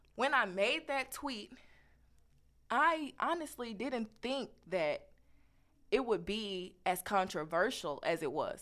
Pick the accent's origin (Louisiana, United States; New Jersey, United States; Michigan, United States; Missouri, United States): Missouri, United States; Kansas City; moved away; I come from Kansas City, Missouri.